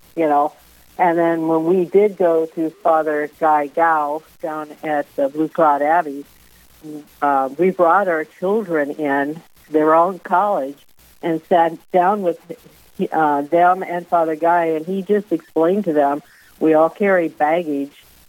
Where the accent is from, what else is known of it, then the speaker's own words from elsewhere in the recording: California, United States; moved away as an adult; now in Vermillion, United States; I was raised in California, but my parents grew up in South Dakota and Iowa